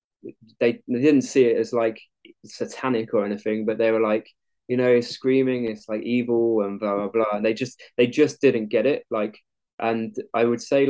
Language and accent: English; Bracknell, South East England, United Kingdom; moved away as an adult; also born or lived in Falmouth / Weymouth; I'm from Bracknell